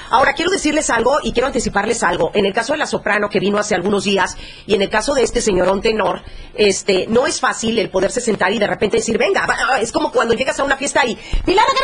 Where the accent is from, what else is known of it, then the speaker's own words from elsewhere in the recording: Chiapas, Mexico; somos chiapanecos